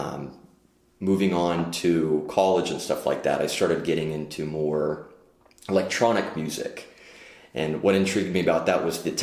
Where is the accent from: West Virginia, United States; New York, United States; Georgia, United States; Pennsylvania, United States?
Pennsylvania, United States; Pittsburgh; born and raised in Pittsburgh